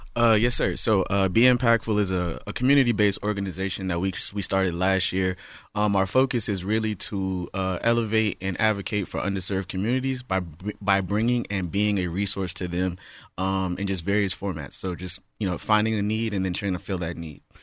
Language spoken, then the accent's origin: English; Charleston, South Carolina, United States; now in Houston, United States; I'm originally from Charleston, South Carolina